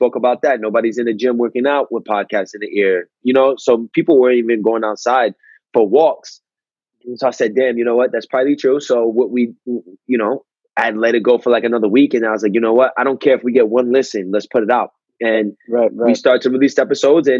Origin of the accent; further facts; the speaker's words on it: New York, United States; moved away as an adult; also born or lived in Westchester; now in California, United States; I was from New York